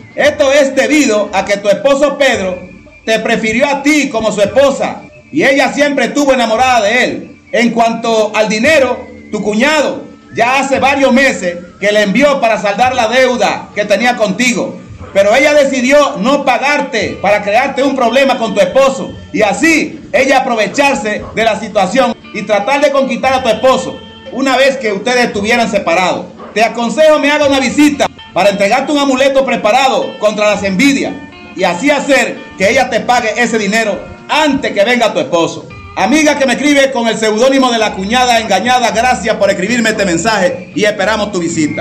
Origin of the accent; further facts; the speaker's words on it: Cuba; soy un santero cubano